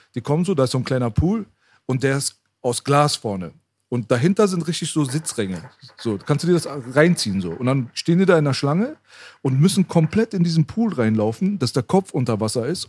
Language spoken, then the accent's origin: German; Iran; now in Germany; ich bin im Iran geboren, mitten im Krieg